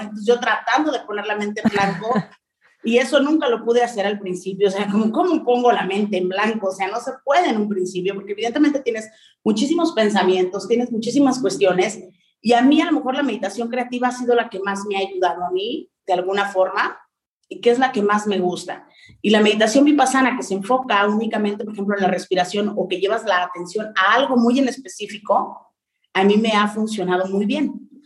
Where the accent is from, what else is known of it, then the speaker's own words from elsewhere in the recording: Mexico; mi lenguaje o con la forma de expresión que existe en México eran muy distintas